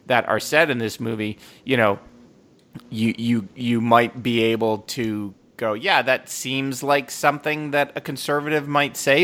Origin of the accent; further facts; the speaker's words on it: United States; I'm from America